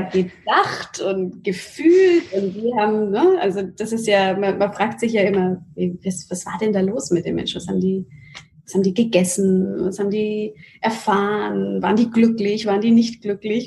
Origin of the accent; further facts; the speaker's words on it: Nuremberg, Bavaria, Germany; moved away as an adult; now in New York, United States; Nürnberg und Deutschland ist meine Heimat.